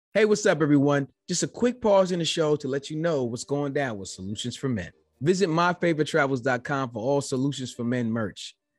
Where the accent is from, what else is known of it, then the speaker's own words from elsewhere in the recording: United States; being an American that I was only taught one language